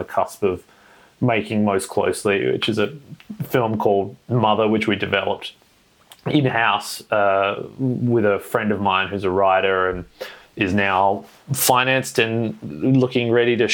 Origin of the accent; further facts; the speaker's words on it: Perth, Western Australia, Australia; I was born and raised in Perth, Western Australia